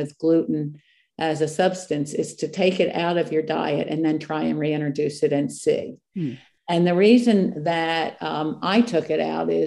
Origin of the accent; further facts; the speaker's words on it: East Coast, United States; I am from the East Coast